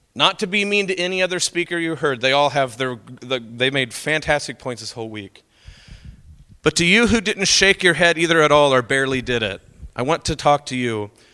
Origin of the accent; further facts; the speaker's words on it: Oklahoma, United States; I'm from Oklahoma